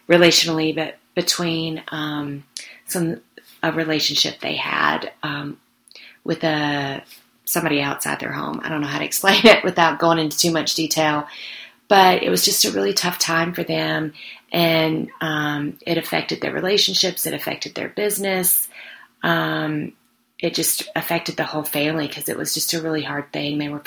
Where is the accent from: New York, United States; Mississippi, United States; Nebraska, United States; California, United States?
Mississippi, United States; now in Colorado, United States; I was down in my hometown of Mississippi